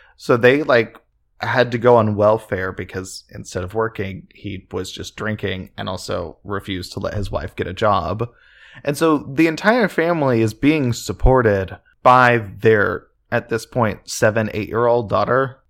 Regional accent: just outside Oklahoma City, United States; we grew up just outside Oklahoma City

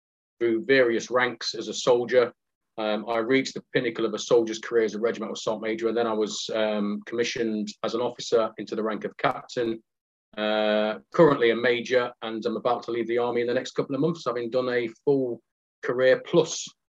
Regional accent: Nottingham, East Midlands, United Kingdom; I'm from Nottingham. I was brought up in, shall we say, a robust council estate called Aspley in Nottingham

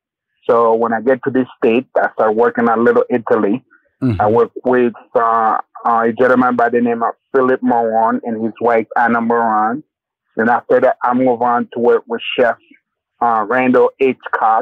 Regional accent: Haiti; Well, my background, I was born and raised in Haiti.

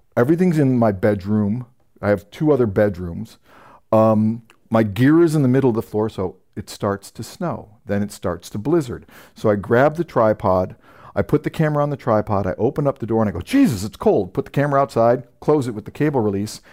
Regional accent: San Francisco, California, United States; moved away; I'm from San Francisco originally

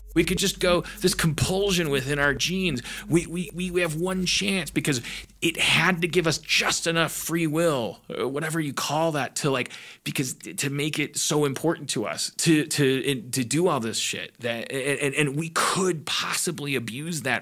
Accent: Midwest, United States; I grew up in the Midwest

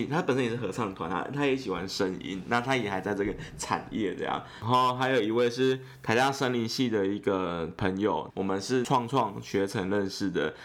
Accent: Yilan County, Taiwan; 我是宜兰人

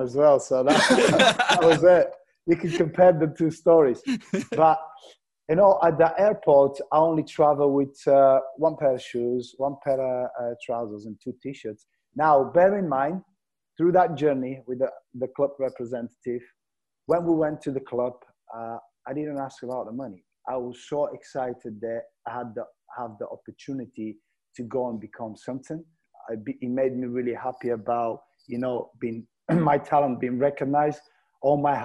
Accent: Bulgaria; English is a second language; moved away as an adult; also born or lived in Glasgow; I'm moving from Bulgaria, different culture, no friends, no family

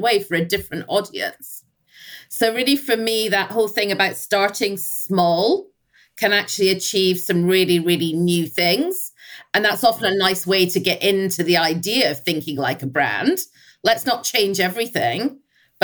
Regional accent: Scotland, United Kingdom; I'm Scottish

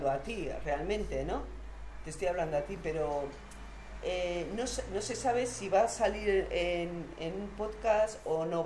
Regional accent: San Sebastián, Basque Country, Spain; Yo una vez, viniendo del norte, que, que soy de Donosti, de San Sebastián

